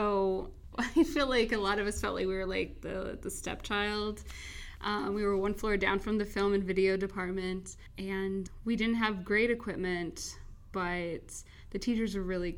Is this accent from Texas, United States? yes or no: no; Hardin County, Southern Illinois, United States; moved away as an adult; now in Burbank, United States; I am from Southern Illinois, where the towns are so small, they call them by the county name